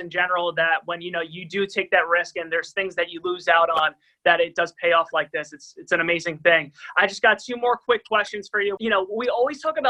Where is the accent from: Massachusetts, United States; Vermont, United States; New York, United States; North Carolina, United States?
New York, United States; Long Island; we're from Long Island